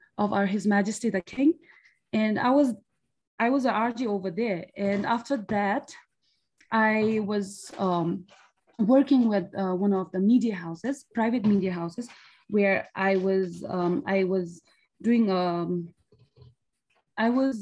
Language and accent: English; Bhutan; from Bhutan